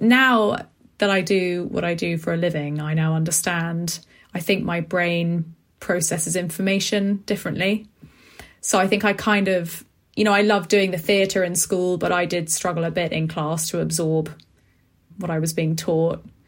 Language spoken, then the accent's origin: English; London, United Kingdom; I grew up in West London in a place called Acton